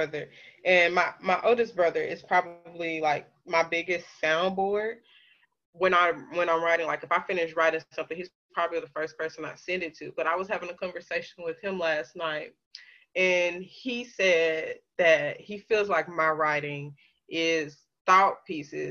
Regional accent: Pine Bluff, Arkansas, United States; born or raised there; moved away as an adult; now in Little Rock, United States

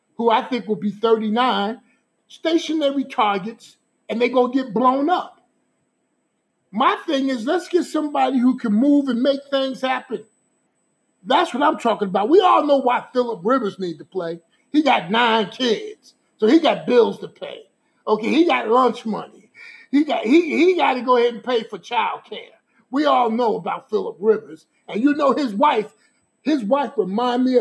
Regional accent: Newark, New Jersey, United States; I'm a guy born and raised in Newark, New Jersey

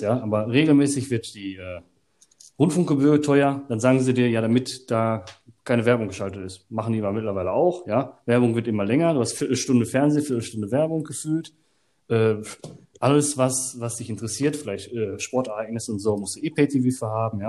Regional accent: Germany; ich komme aus Deutschland

